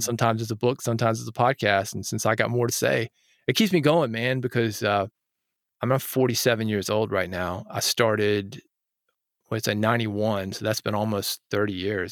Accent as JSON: {"language": "English", "town": "Nashville", "region": "Tennessee", "country": "United States", "tie": "born or raised there", "said": "I grew up in Nashville, where, as I mentioned, Music City, U S A, uh, we make a living with our creativity here"}